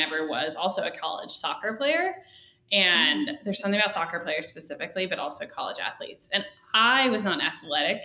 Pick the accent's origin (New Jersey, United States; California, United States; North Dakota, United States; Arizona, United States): Arizona, United States; Phoenix; I grew up in Phoenix and it's really hot there.